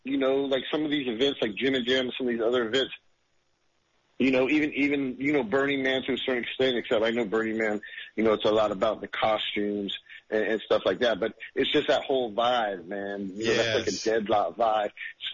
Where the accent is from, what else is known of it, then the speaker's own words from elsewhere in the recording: California, United States; And, I was in Virginia, so I grew up in California.